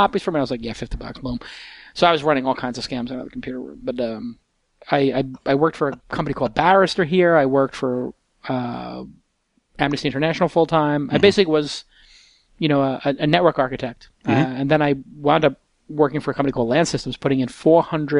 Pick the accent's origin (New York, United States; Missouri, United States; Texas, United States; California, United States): New York, United States; New York City; I grew up in Brooklyn, right across the street here